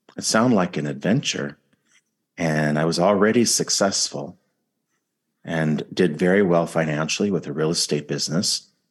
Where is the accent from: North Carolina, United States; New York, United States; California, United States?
California, United States; I'm from California